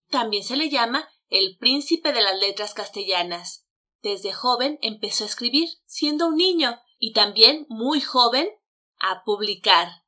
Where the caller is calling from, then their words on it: Mexico City, Mexico; Hola, ¿qué tal? … los saludo desde la Ciudad de México.